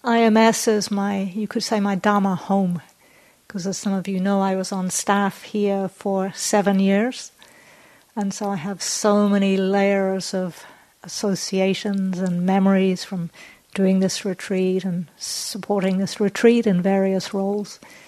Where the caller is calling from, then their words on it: Auckland, New Zealand; I'm joining you from Tamaki Makaurau, also known as Auckland, which is the biggest city in Aotearoa, New Zealand.